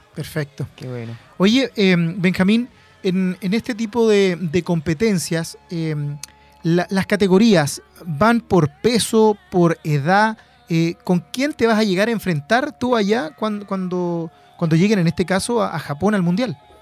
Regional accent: Penco, Biobío, Chile; born or raised there

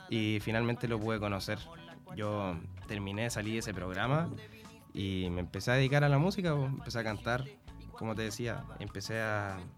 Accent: Concepción, Biobío, Chile; soy de Conce y ustedes también, entonces somos todos pesquistas

